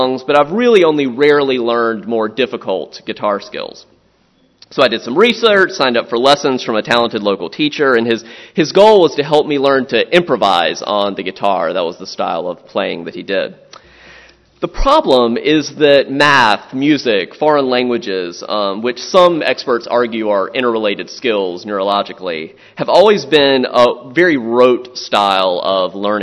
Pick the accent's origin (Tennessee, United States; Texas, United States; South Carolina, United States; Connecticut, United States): South Carolina, United States; Florence; moved away; also born or lived in Louisiana / Southern Maryland; I grew up in Florence, South Carolina